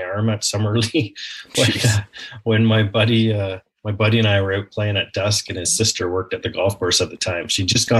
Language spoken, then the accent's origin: English; Blackstock, Ontario, Canada; my hometown of Blackstock, Ontario, outside Port Perry, Ontario